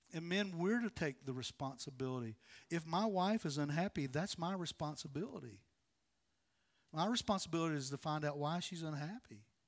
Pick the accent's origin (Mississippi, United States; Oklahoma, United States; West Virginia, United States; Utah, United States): West Virginia, United States; moved away as an adult; now in North Carolina, United States; I'm from West Virginia. I'm a hillbilly